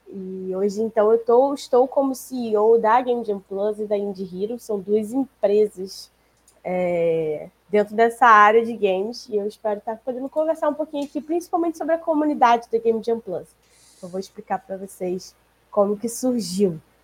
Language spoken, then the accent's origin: Portuguese; Rio de Janeiro, Brazil; a gente é do Rio